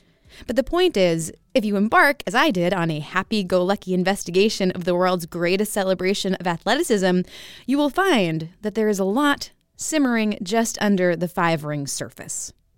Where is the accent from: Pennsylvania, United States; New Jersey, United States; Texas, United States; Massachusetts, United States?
Massachusetts, United States; near Boston; I grew up near Boston